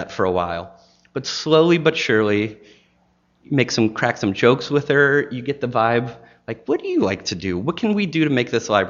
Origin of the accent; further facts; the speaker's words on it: Maine, United States; now in Chattanooga, United States; I came from Maine to Chattanooga